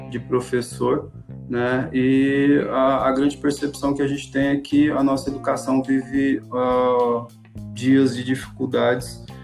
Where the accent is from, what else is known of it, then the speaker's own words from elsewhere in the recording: Peixoto de Azevedo, Mato Grosso, Brazil; now in Alta Floresta, Brazil; na cidade de onde eu vim, que é Peixoto de Azevedo. É, estou morando aqui em Alta Floresta tem quatro anos.